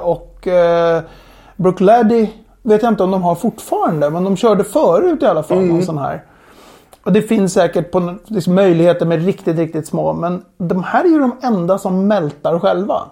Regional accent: Sweden; Vi är sex stycken svenskar

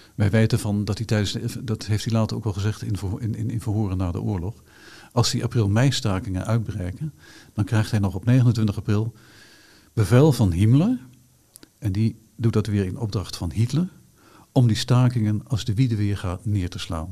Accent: Hengelo, Overijssel, Netherlands; ik ben natuurlijk geboren en getogen in Hengelo

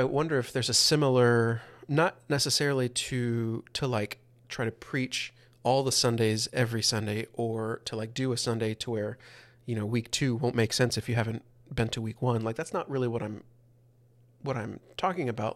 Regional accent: the Bible Belt, United States; growing up in the Bible Belt

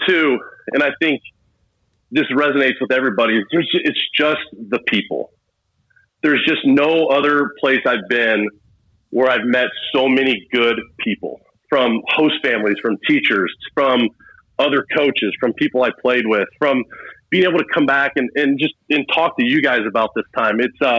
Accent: Missouri, United States; I grew up in the St. Louis area when my dad was in the Air Force

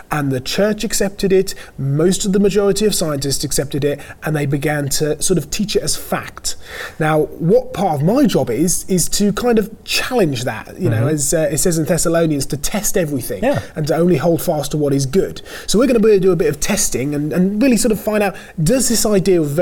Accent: United Kingdom; also born or lived in Norfolk; my home country, if that's all right. This is the United Kingdom

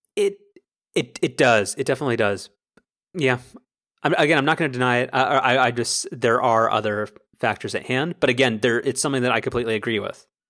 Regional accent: United States; as an American

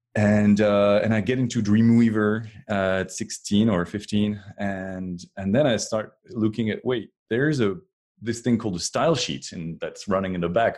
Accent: France; moved away as an adult; now in Cupertino, United States; I was born in France and, um, until twenty twelve, I was, uh, was way back there in France

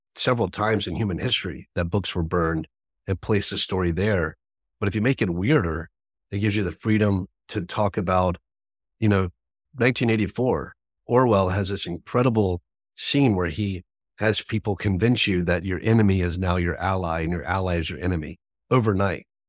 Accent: American South, United States; I grew up in the American South

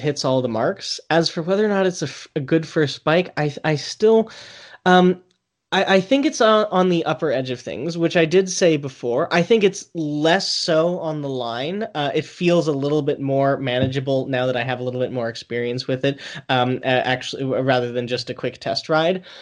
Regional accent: United States; I'm American

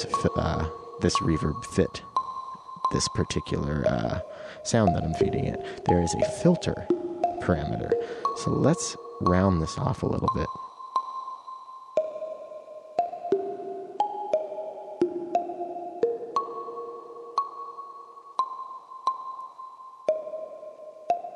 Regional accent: Eastern Washington, United States

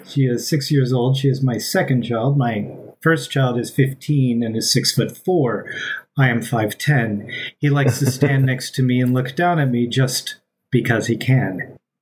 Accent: Amarillo, Texas, United States; I'm from Amarilla

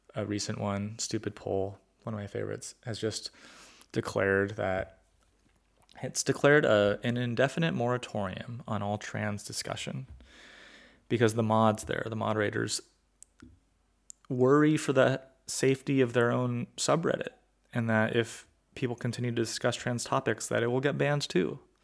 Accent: California, United States; I grew up in California where people were from all sorts of backgrounds

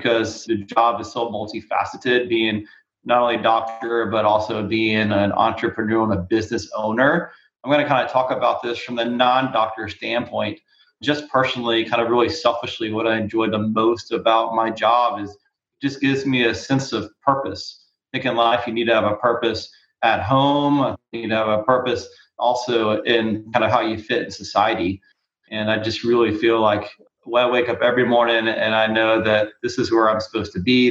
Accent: South Carolina, United States; I grew up in South Carolina

